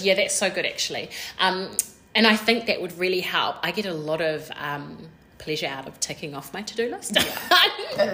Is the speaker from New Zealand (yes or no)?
yes; New Zealand; We're two Kiwi girls